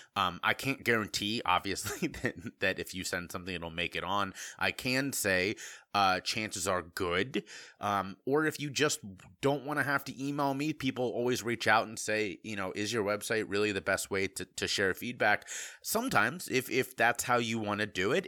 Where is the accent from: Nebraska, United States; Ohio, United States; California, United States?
Ohio, United States; Cincinnati; moved away; I was from Cincinnati, Ohio